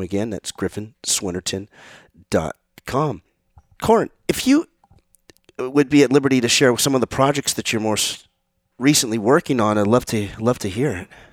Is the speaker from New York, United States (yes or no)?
no; San Mateo, California, United States; I'm from San Mateo, California. Grew up in San Mateo.